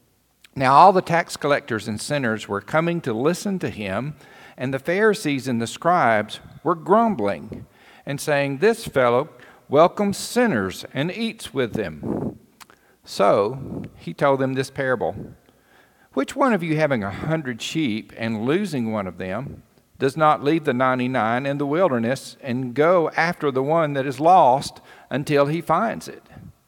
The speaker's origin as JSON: {"language": "English", "town": "Cherokee", "country": "United States", "tie": "born or raised there", "moved": "yes", "said": "we moved to a little town called Cherokee. And some of you may know that that's my hometown."}